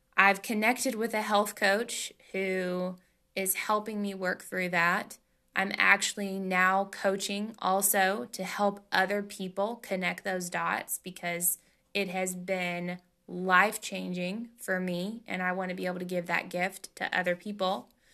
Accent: Tennessee, United States; I'm from Tennessee, and in the South, man, that's what we

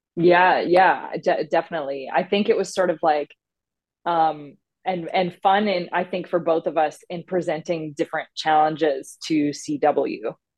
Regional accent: Newfoundland and Labrador, Canada; I grew up in Newfoundland um, on the East Coast

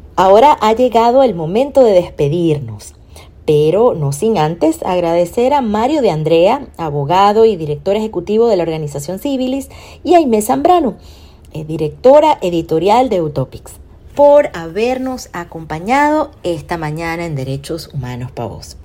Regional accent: Venezuela

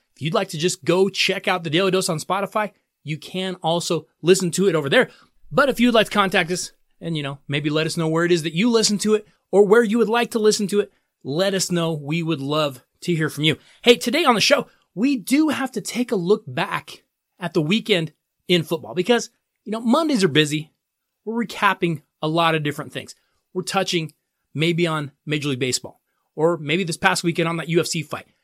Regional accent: Colorado, United States; here in my home state of Colorado

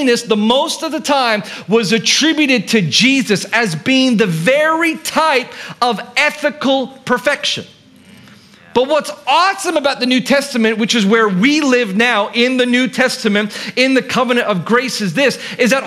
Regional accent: Philippines; I grew up here in the Philippines, and in Mega Mall

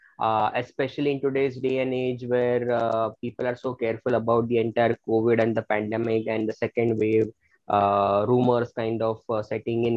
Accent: Mumbai, Maharashtra, India; being born and brought up in Bombay

